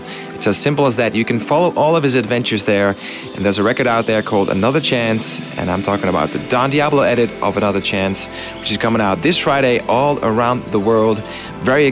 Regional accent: Amsterdam, North Holland, Netherlands; my biggest show ever, which is going to take place in my hometown, Amsterdam

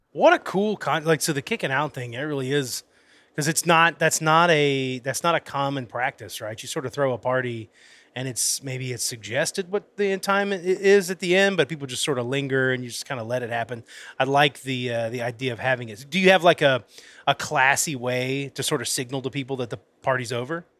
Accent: Florida, United States; now in Alabama, United States; I'm originally from Florida. When I moved to Alabama

